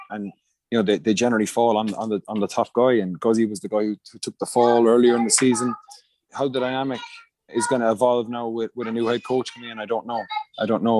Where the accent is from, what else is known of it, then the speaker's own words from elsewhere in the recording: Munster, Ireland; moved away; I grew up in Munster